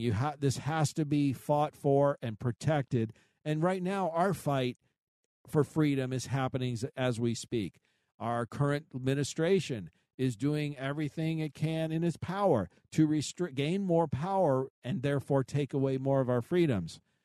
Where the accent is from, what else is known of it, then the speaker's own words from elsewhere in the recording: United States; I was born here. I'm a, I'm, I'm an American